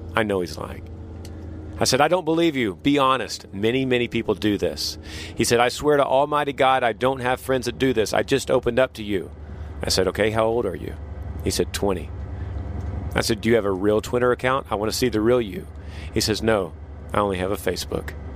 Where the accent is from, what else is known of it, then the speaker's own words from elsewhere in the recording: Texas, United States; Texas, USA